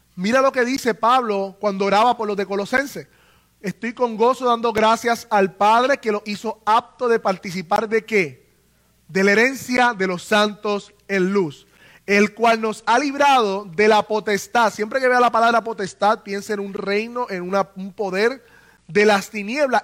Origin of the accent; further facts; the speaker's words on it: Puerto Rico; nosotros los puertorriqueños, ¿verdad? Que nacimos en el Estado Libre Asociado de Puerto Rico